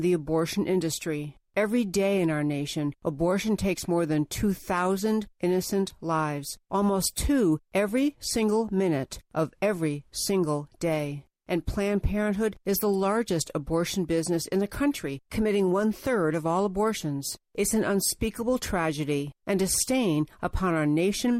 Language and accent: English; Texas, United States; Texas, my home state